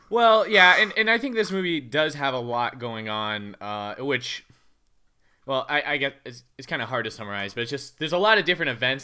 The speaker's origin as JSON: {"language": "English", "country": "United States", "said": "a person who is from, you know, bumfuck nowhere, U S"}